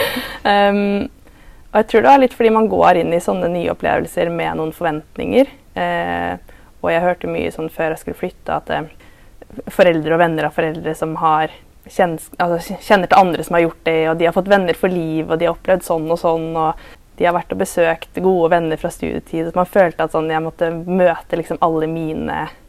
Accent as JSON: {"language": "Norwegian", "town": "Larvik", "region": "Vestfold", "country": "Norway", "tie": "born or raised there", "also_born_or_lived": "Southampton, England", "moved": "as an adult", "lives_now": "Tromsø, Norway", "said": "Jeg er fra Larvik, eh, og så bor jeg i Tromsø for øyeblikket"}